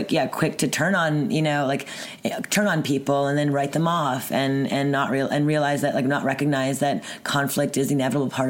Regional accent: Montreal, Quebec, Canada; From Montreal, born and raised.

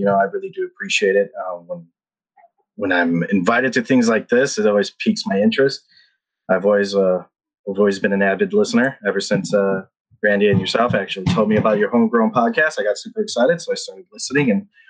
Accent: Philippines; also born or lived in Guam; So I was born and raised in the Philippines, and I was raised in, as a military brat.

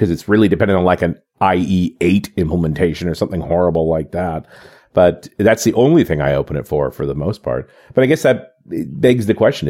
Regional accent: Canada; I mean, I'm a Canadian, and there's Bank of Montreal.

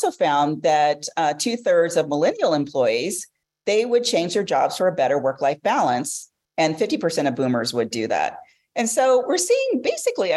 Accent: Los Angeles, California, United States; I'm from Los Angeles

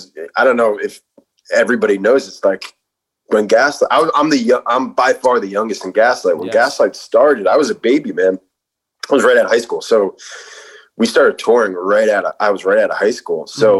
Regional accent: New York City, New York, United States; We're both from the Bronx.

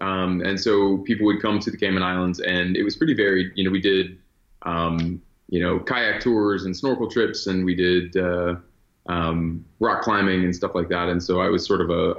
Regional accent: Virginia, United States; born there; So, I was born in Virginia and my family moved around a bit. We traveled quite a bit growing up.

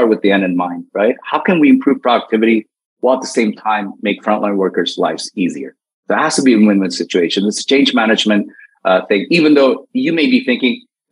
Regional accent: United States; as an American

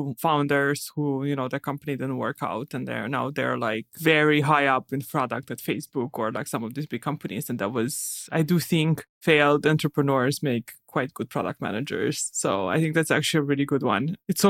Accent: Romania; now in United States; Well, but I came from Romania in the winters. There was the same. I also moved to California.

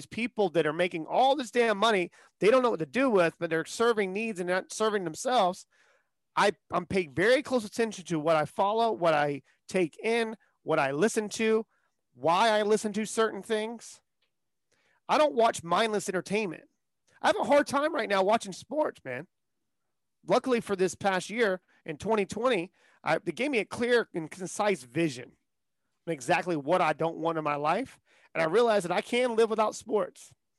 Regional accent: the South, United States; I grew up in the South.

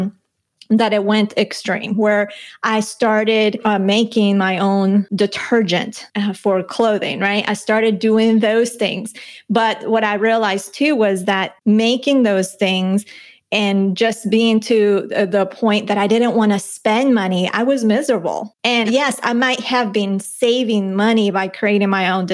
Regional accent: Bogotá, Colombia; moved away; I'm from Bogota, Colombia. I was born in Colombia and was there through my childhood.

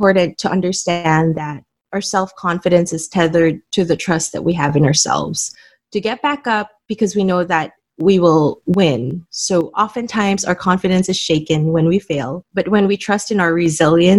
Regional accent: Manila, Metro Manila, Philippines; I was born and raised in Manila, Philippines

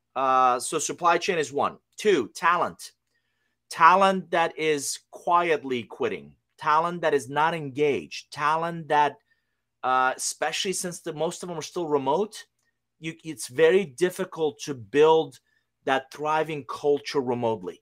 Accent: Iran; English is a second language; also born or lived in United States; now in Atlanta, United States; I'm originally from Iran. Uh, I came to the U S in nineteen eighty-one with a suitcase, a hundred bucks, didn't know anybody, didn't speak a word of English.

